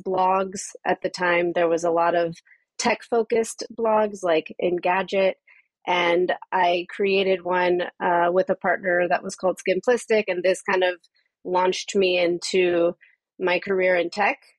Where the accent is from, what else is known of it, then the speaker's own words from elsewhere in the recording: Southern California, United States; moved away as an adult; also born or lived in San Francisco Bay Area / New York; now in Amsterdam, Netherlands; So, I am from California. I was born and raised there. I spent most of my life there, uh, first in Southern California, and then I moved up to the Bay Area when I was 17